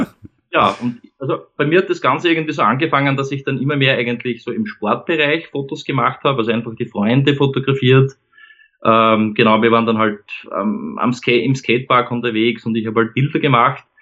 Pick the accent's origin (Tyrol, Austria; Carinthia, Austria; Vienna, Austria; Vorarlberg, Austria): Vienna, Austria; ich komme aus Wien, ähm, lebe da gemeinsam mit meiner Frau und unseren beiden Kindern ähm, ja, in, äh, am Stadtrand von Wien.